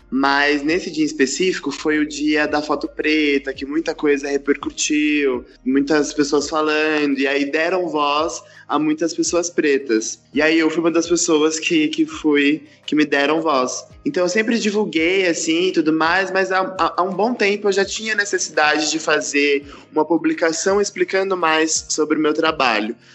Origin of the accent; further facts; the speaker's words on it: São Paulo, Brazil; eu sou daqui de São Paulo, da capital, nascido e criado. Fui criado na, na periferia de São Paulo, é, morei lá por muitos anos da minha vida, recentemente saí.